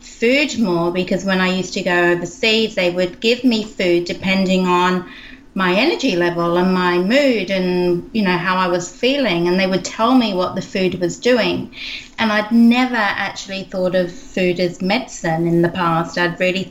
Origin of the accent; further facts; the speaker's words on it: England, United Kingdom; moved away; I grew up in England and I trained in skincare